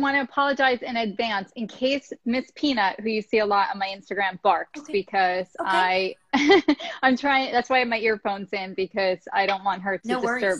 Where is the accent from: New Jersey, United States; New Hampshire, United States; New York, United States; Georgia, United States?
New Jersey, United States; Central; also born or lived in Santa Monica, California; I'm from Central New Jersey. So okay. I definitely am a Jersey girl.